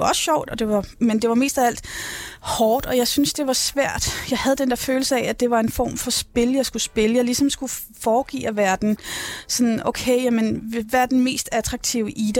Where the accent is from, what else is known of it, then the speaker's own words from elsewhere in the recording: Rungsted, Capital Region of Denmark, Denmark; jeg er født og opvokset i Rungsted